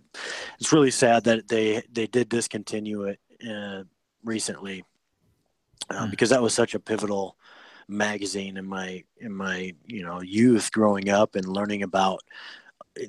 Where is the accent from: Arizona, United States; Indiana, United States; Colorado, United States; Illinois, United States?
Illinois, United States; Freeport; I'm from Freeport, Illinois.